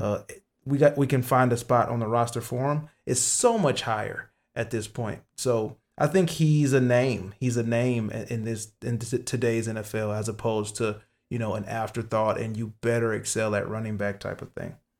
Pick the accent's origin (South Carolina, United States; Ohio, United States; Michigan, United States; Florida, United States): Michigan, United States; my home state